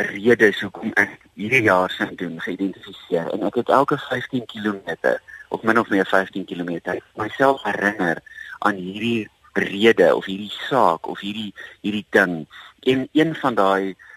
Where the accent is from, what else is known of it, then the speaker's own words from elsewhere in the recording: South Africa; as Suid-Afrikaners